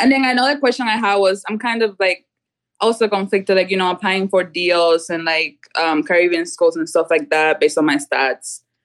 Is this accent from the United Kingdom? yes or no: no; Cuba; now in United States; I'm originally from Cuba